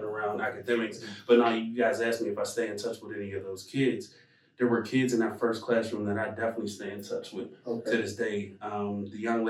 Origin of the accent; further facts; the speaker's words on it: Wilkinsburg, Pennsylvania, United States; I grew up in Wilkinsburg